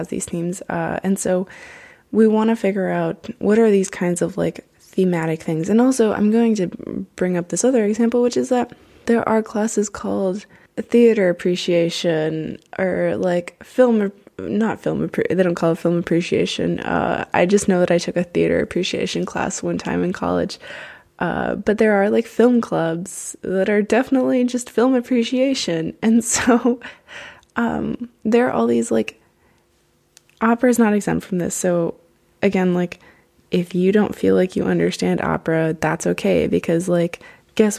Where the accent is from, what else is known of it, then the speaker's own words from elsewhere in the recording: United States; growing up in the States, I had to study literature